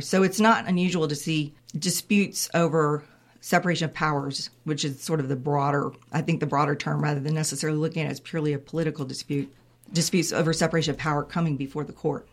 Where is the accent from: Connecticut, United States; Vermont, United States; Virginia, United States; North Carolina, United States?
North Carolina, United States; Raleigh; I grew up in Raleigh. I grew up about a mile from Carter Finley